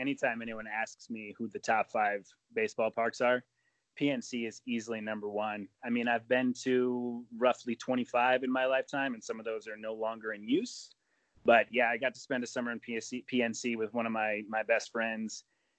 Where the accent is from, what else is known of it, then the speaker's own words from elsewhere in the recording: Rochester, New York, United States; I'm originally from Rochester, New York